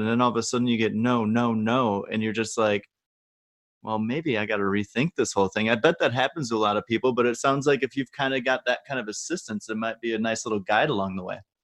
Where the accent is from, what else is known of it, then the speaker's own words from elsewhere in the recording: Wisconsin, United States; I'm from Wisconsin